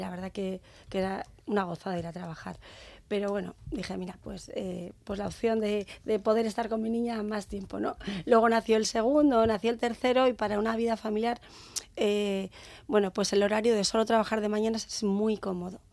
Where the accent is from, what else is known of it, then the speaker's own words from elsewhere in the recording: San Sebastián, Basque Country, Spain; las calles de la parte vieja, que es donde yo nací y crecí